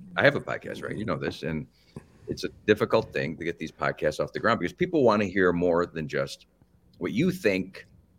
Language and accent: English; Cleveland, Ohio, United States; moved away as an adult; also born or lived in Berlin, Germany; I'm from up here. I started up here back in the day, you know, in 63 through 79-ish